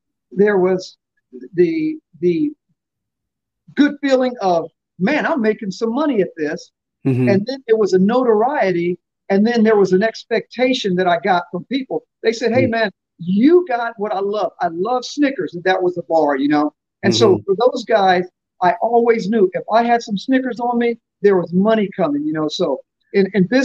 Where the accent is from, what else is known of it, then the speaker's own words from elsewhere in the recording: Newport News, Virginia, United States; also born or lived in Fort Campbell, Kentucky; I was born in Fort Campbell, Kentucky. My dad was a soldier in the military, and so we did that thing. But the better part of my life, my formative years, I was in Newport News, Virginia.